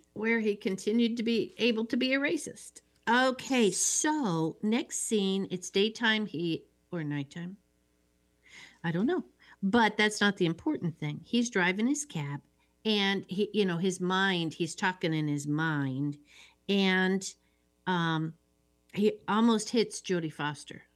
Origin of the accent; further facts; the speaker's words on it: Midwest, United States; I'm from the Midwest